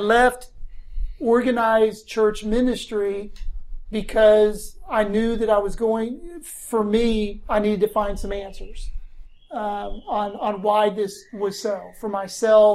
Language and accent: English; Blacksburg, Virginia, United States; moved away as an adult; also born or lived in Tennessee; now in Hermitage, United States; I grew up in Southwest Virginia, Blacksburg, Virginia.